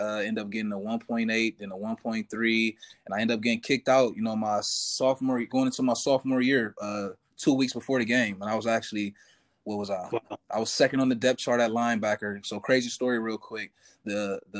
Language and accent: English; Cleveland, Ohio, United States; I'm from Cleveland, Ohio, man. That's one of the grittiest cities in America